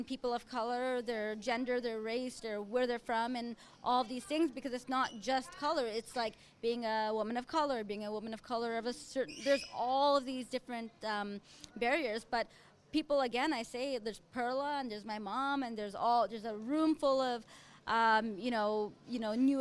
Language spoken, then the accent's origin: English; Winnipeg, Manitoba, Canada; I was born and raised in Winnipeg